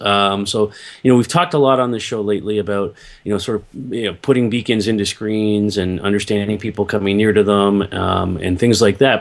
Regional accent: Toronto, Ontario, Canada; I grew up here in Toronto

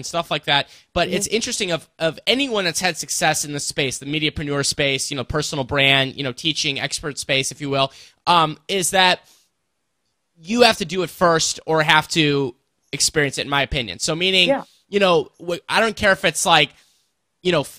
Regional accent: St. Louis, Missouri, United States; the St. Louis native here

